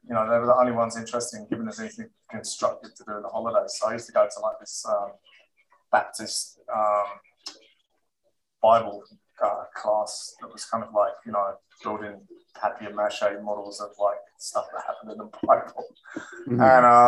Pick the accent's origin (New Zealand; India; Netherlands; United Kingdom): United Kingdom; England; now in Florida, United States; I'm calling in from Florida, but I'm originally from England.